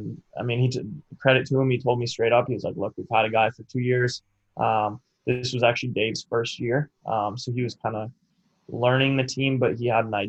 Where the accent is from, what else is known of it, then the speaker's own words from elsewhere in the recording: Canada; obviously with me being Canadian, needed to figure out a visa.